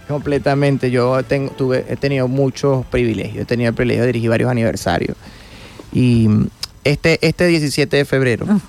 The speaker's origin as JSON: {"language": "Spanish", "town": "Guanare", "region": "Portuguesa", "country": "Venezuela", "said": "que somos guanareños son mi mamá, mi hermano y yo"}